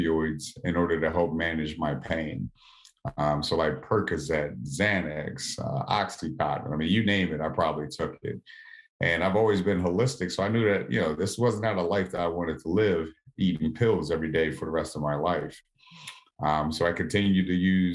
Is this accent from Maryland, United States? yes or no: yes; Southern Maryland, United States; I live right outside of Washington, D.C. So I grew up in Southern Maryland.